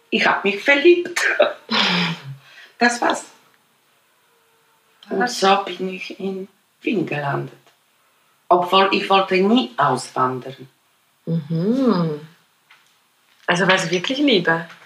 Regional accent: Bonn, North Rhine-Westphalia, Germany; Auf jeden Fall, ich komme aus Bonn.

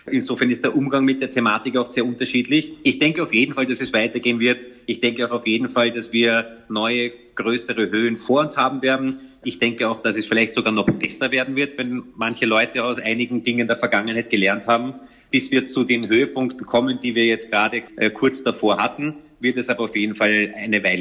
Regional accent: Vienna, Austria; born there; Aber ich bin in Wien geboren, meine Eltern leben bis heute hier.

